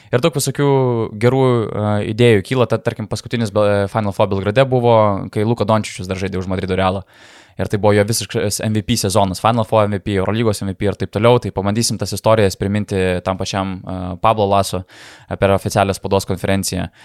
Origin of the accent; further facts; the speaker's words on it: Lithuania; Tai sakom, nu iš, iš Lietuvos tipo.